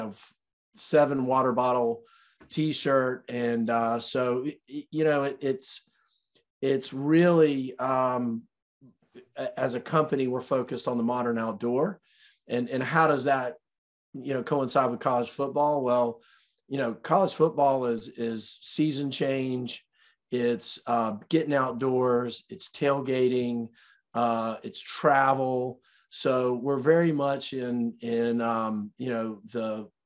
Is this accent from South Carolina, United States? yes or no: yes; Greenville, South Carolina, United States; growing up in Greenville, South Carolina